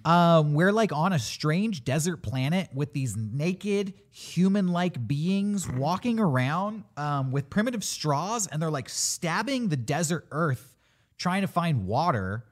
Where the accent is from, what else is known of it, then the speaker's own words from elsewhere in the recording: California, United States; as a Californian